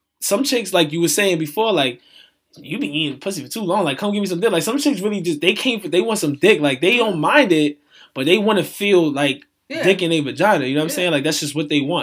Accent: United States; I'm American, but my parents are Jamaican

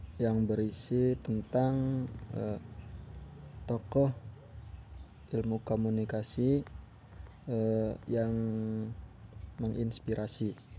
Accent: Bekasi, West Java, Indonesia; now in Cirebon, Indonesia; lahir di Bekasi dan sekarang tinggalnya di Cirebon

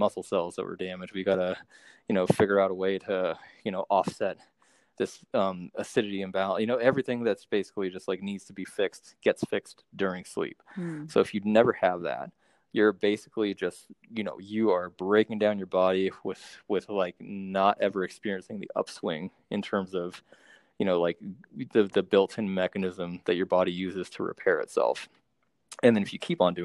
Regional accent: Monterey, California, United States; my hometown, Monterey

